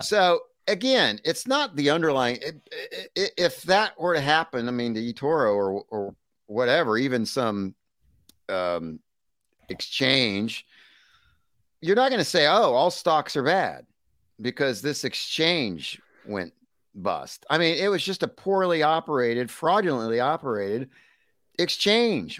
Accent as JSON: {"language": "English", "country": "United States", "said": "as an American"}